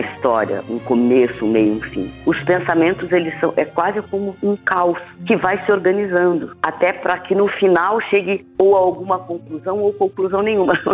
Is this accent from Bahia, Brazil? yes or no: no; São Mateus do Sul, Paraná, Brazil; moved away; Eu venho de uma cidade do interior do Paraná, chama Mateus do Sul